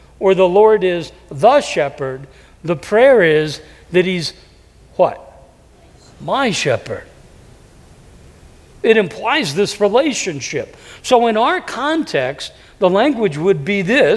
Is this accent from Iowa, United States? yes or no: yes; Davenport, Iowa, United States; moved away; I was raised in a city, Davenport